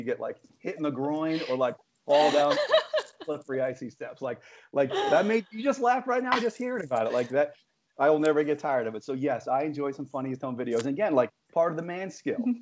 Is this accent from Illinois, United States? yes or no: no; New York, United States; growing up in New York, it possesses you with a certain set of skills